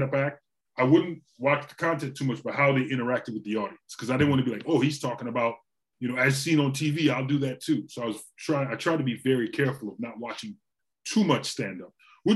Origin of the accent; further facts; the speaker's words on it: Trinidad & Tobago; also born or lived in Orlando, United States; now in United States; I grew up in Trinidad. So I grew up till about the 80s.